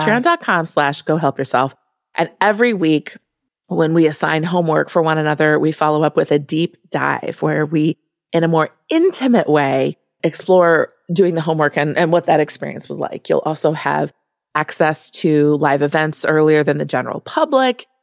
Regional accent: Midwest, United States; I am from the Midwest

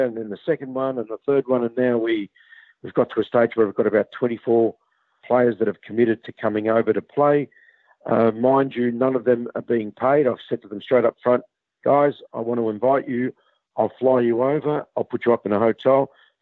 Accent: Australia; growing up in Australia

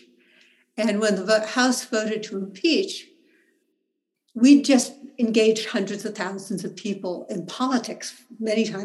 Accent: Berkeley, California, United States; I live in Berkeley. I was born in Berkeley.

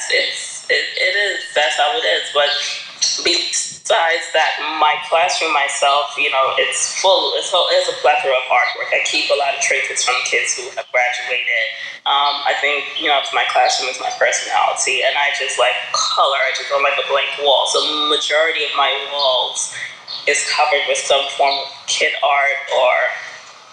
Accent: Guyana; also born or lived in Brooklyn, New York; now in New York City, United States; we're from Guyana

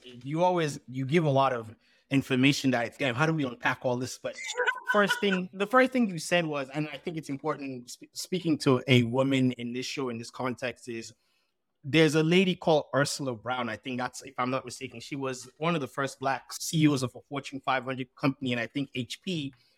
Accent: Sierra Leone; now in United States; I was born in Sierra Leone and I had a Sierra Leonean passport

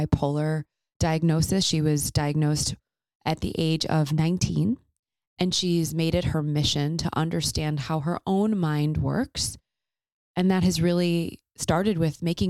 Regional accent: Chicago, Illinois, United States; also born or lived in Nashville; I grew up in Chicago. My home is there

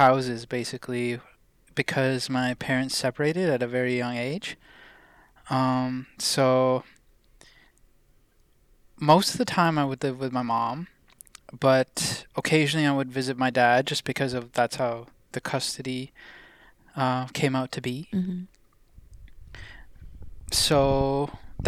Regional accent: Canada; also born or lived in India; I was born in India, so, and my parents are both Indian from Punjab, and although I didn't live in India, like, for my childhood, I came to Canada when I was about

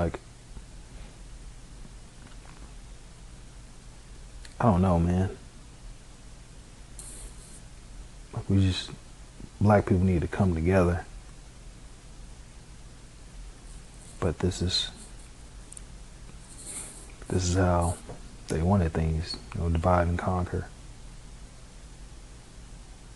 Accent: Chicago, Illinois, United States; me growing up in Chicago

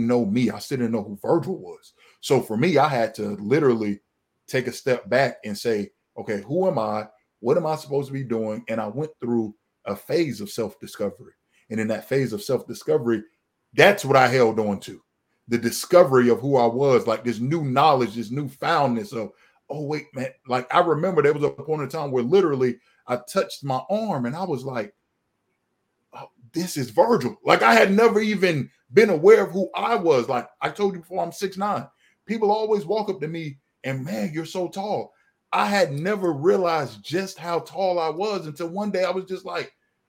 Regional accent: Florida, United States; moved away as an adult; now in Georgia, United States; I relocated to Georgia. I'm from Florida

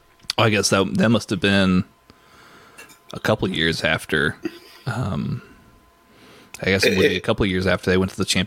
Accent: Austin, Texas, United States; my hometown of Austin, Texas

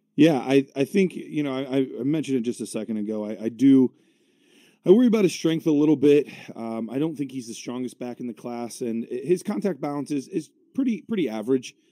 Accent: Cleveland, Ohio, United States; my hometown team, the Cleveland Browns

